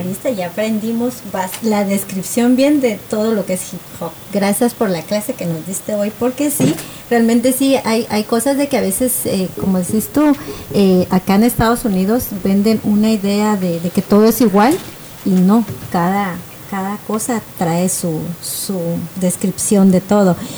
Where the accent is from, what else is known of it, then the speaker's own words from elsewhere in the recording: Guatemala; moved away; yo viví en Guatemala, bueno, yo de hecho nací en Guatemala, soy guatemalteca